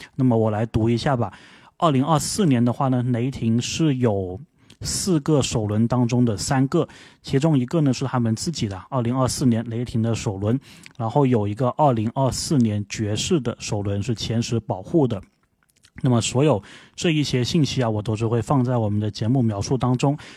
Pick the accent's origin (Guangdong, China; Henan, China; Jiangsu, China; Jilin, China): Guangdong, China; accent: Guangdong accent; 我这广东口音